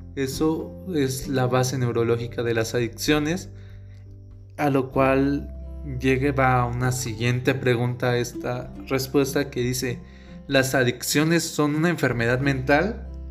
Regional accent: Oaxaca, Mexico; yo soy de Oaxaca

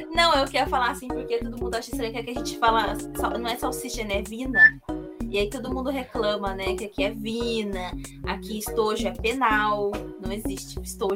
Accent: Curitiba, Paraná, Brazil; Hoje eu moro na região metropolitana de Curitiba

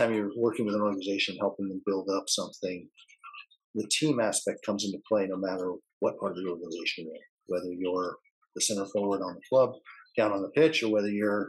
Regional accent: California, United States; Growing up in California, I was a Beach Boys fan

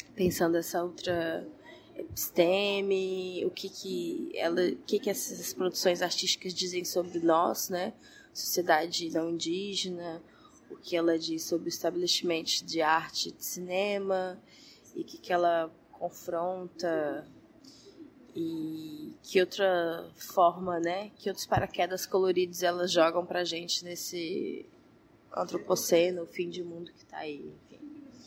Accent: Goiânia, Goiás, Brazil; Eu sou de Goiânia, nasci em Goiânia, Goiás

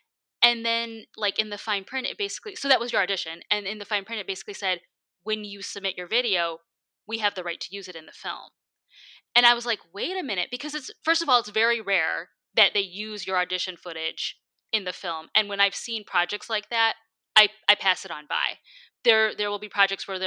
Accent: Michigan, United States; now in Los Angeles, United States; back in my home state

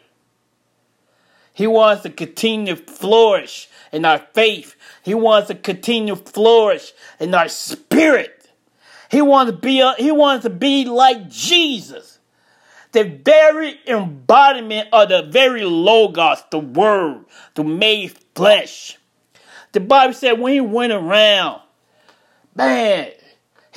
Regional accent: Chicago, Illinois, United States; moved away as an adult; now in Jacksonville, United States; I'm from Chicago. I moved out of Chicago to Jacksonville, Florida in 2000.

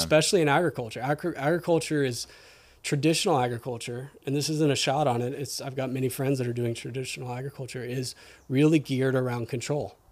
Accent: Houston, Texas, United States; moved away as an adult; also born or lived in Austin, Texas / Northern California; now in Whidbey Island, United States; I grew up in Houston and then moved to, spent most of my adult life in Austin.

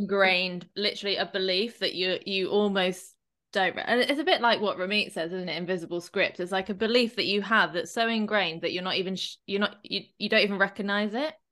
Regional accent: Shepton Mallet, South West England, United Kingdom; I grew up near Glastonbury

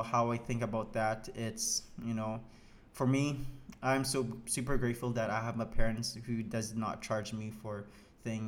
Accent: Saskatchewan, Canada; moved away as an adult; now in Montreal, Canada; I'm from Saskatchewan, I'm not from here

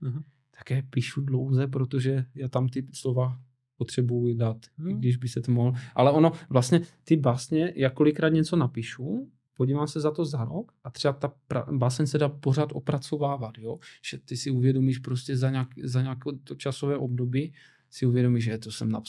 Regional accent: Czechia; Laka, ne, Česko, já jsem prostě Čech

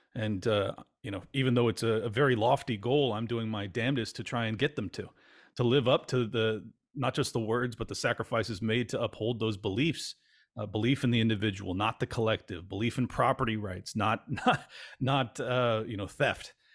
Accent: California, United States; moved away; I grew up in California

